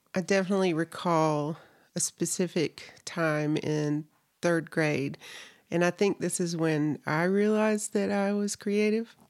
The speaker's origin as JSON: {"language": "English", "region": "North Carolina", "country": "United States", "moved": "as an adult", "lives_now": "Salt Lake City, United States", "said": "I'm originally from North Carolina, so I lived there, I think, over thirty years of my life"}